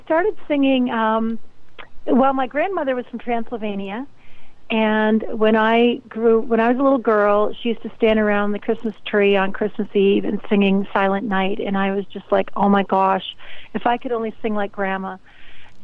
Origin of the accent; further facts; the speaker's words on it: Canada; I'm based in Canada. I'm a Canadian